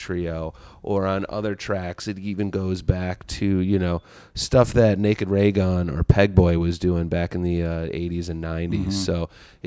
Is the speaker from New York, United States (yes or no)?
no; Chicago, Illinois, United States; Being a Chicagoan